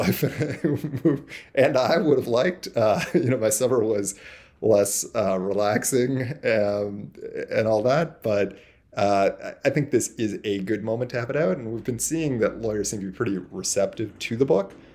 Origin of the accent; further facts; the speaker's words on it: Toronto, Ontario, Canada; I'm from Toronto, and the vast bulk of our people are here